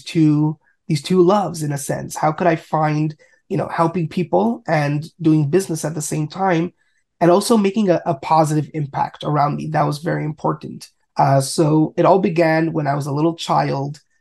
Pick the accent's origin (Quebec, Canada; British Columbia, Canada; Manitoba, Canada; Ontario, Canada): Quebec, Canada; Montreal; I grew up in Montreal, Canada